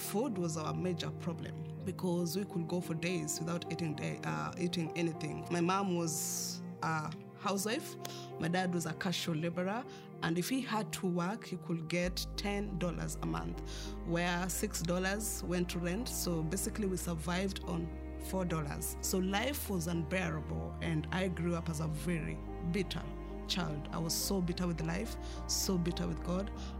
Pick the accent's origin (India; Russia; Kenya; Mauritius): Kenya; I grew up in Karobangi slums, which is the third largest slums in Kenya.